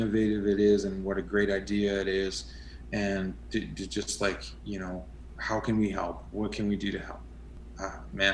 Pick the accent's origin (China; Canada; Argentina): Canada; Montreal, Quebec; moved away; also born or lived in Western Canada; I'm originally from Quebec, from Montreal. And then I came out west